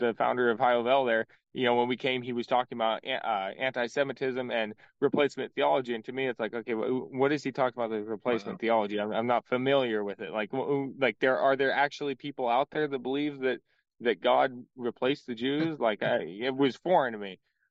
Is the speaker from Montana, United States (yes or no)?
yes; Montana, United States; You know, growing up in Montana, I never experienced, you know, I was never around a lot of Jewish people.